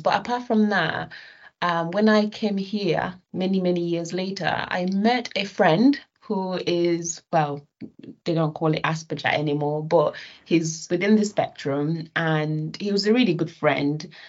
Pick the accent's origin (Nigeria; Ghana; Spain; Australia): Nigeria; now in United Kingdom; when I was young, right, living in Nigeria, okay, so I'm I'm Nigerian British.